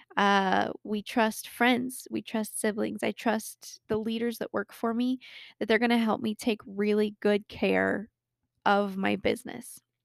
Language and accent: English; Colorado, United States; I was born and raised in Colorado and live here with my wonderful husband of six years.